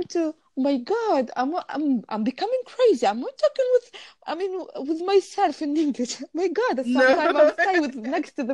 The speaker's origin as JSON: {"language": "English", "country": "Tunisia", "first_language": "Arabic", "second_language": "English", "said": "I'm Tunisian"}